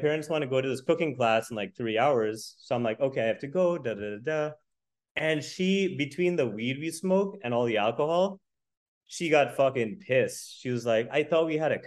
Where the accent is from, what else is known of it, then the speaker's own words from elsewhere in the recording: United States; I'm American